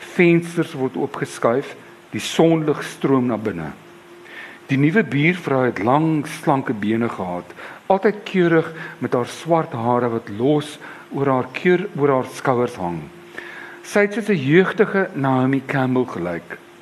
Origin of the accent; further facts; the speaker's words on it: Cape Town, Western Cape, South Africa; ek was 16. Ehm um, my pa op daardie stadium was 'n volslaalkulus. Ehm um, ek was op Jan van Riebeeck Hoërskool.